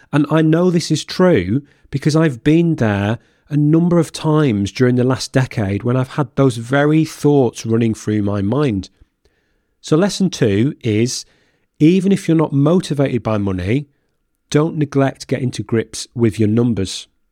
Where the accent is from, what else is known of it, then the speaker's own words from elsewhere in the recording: Lancashire, North West England, United Kingdom; moved away as an adult; now in Norfolk, United Kingdom; my hometown. So when we relocated two hundred and fifty miles away from Lancashire to Norfolk